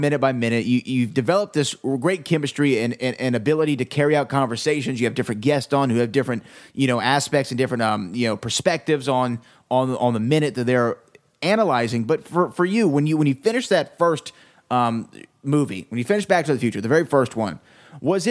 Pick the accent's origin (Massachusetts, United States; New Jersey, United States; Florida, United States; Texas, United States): Texas, United States; I'm from Texas and I like the good Western. You know, I'm a Southerner at heart